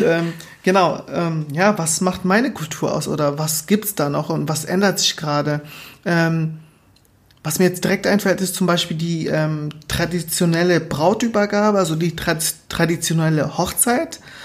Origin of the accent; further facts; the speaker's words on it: Lubango, Huíla, Angola; now in Germany; ich bin auch dort geboren, ähm, genauer in Lubango.